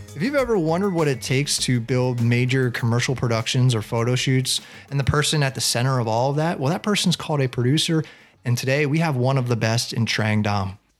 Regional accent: Baltimore, Maryland, United States; we're born in Baltimore

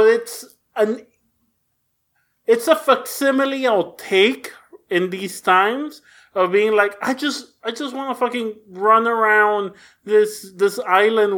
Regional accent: Mexico; English is a second language; I grew up in Mexico and learned English from watching TV

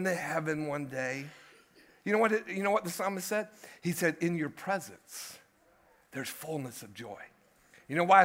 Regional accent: United States; we sit over here as American Christians

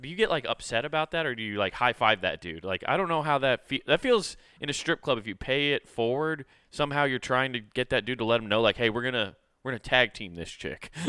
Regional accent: Detroit, Michigan, United States; I'm from Detroit

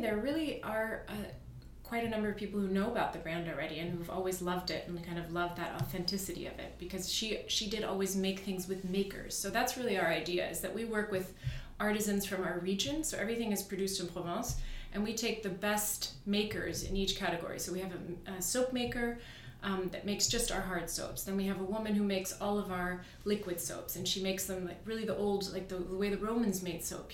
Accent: Virginia, United States; moved away as an adult; also born or lived in Iran / Hamburg, Germany; I grew up in Virginia. So I'm German. German parents, born in Iran

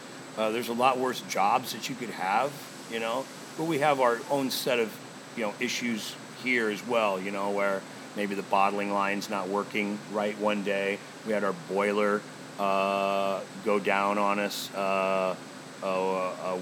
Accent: Omaha, Nebraska, United States; I was always born and raised in Omaha

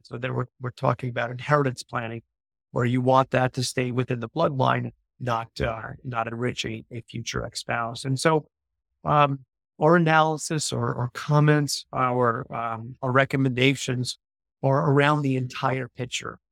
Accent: New York, United States; moved away as an adult; also born or lived in Southern Italy; now in Florida, United States; I'm originally from New York

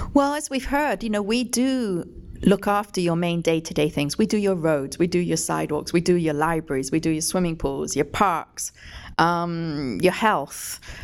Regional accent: England, United Kingdom; moved away as an adult; I came from England, obviously, when I was 18

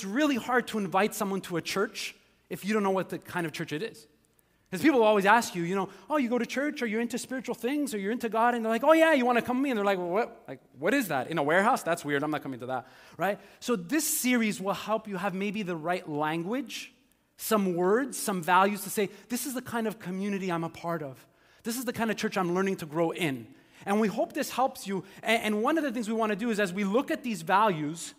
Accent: Montreal, Quebec, Canada; also born or lived in Ontario; I grew up here in Montreal

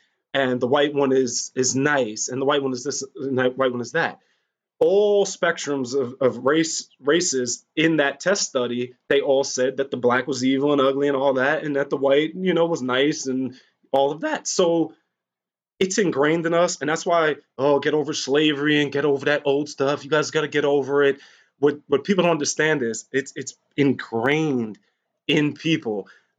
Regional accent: Maine, United States; Well, in my town, I'm from Maine. I only had like two black kids in my school and they don't look like you.

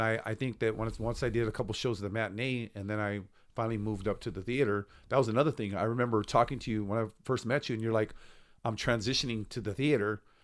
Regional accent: Stockton, California, United States; I'm from Stockton

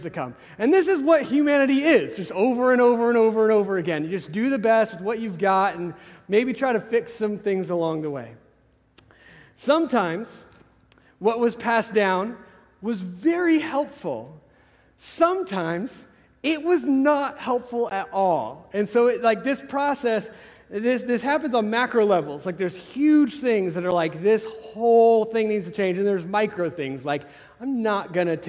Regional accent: Carson City, Nevada, United States; also born or lived in California; now in Bentonville, United States; I grew up in Carson City, Nevada before

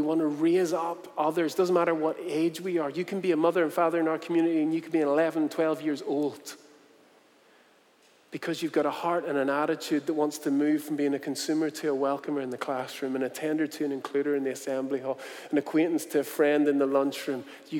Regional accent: South Korea; I said, you know what, I'm from Korea, so not too far away.

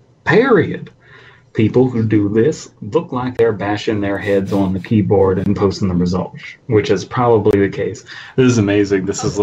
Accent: the South, United States; accent: southern; It didn't even become my southern accent. It turned into like a Texan one.

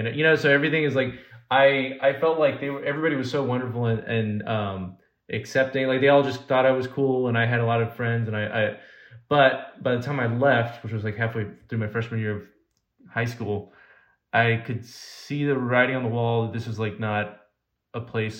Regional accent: Alaska, United States; also born or lived in California; Well, I was born in California originally, because my parents were born in Cuba, so they moved to California, and then I was born in California, and then I was a month old. We moved to Alaska, and so I spent the first 6 years of my life in Alaska.

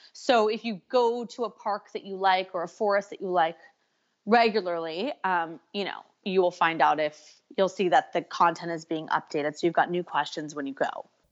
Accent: California, United States; now in Canada; I'm from California, living in Canada.

